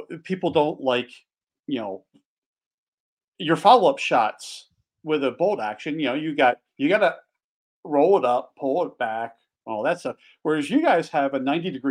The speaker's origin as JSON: {"language": "English", "area": "just outside of Philadelphia", "region": "Pennsylvania", "country": "United States", "tie": "born or raised there", "moved": "as an adult", "lives_now": "Montana, United States", "said": "I grew up just outside of Philadelphia. Hunting as a kid in Pennsylvania"}